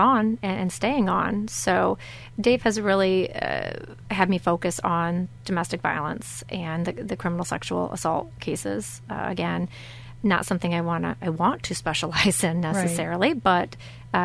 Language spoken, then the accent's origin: English; Centreville, Michigan, United States; I'm from St. Joseph County originally, born and raised here from Centerville